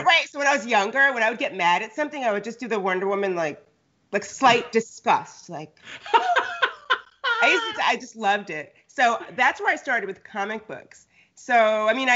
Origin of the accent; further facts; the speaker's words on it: Connecticut, United States; also born or lived in New York / Los Angeles; now in California, United States; I grew up on the East Coast, like Connecticut